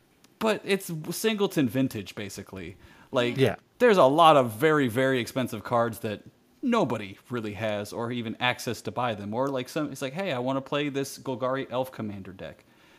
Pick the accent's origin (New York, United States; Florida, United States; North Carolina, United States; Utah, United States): Florida, United States; I'm from Florida, all right?